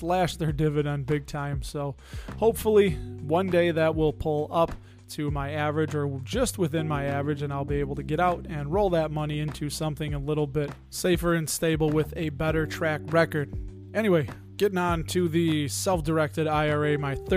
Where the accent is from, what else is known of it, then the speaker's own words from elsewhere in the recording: Chicago, Illinois, United States; my hometown, my sweet home, Chicago.